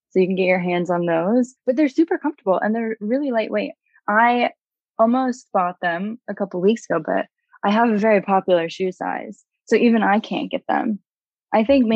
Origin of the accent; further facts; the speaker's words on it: North Carolina, United States; I grew up in North Carolina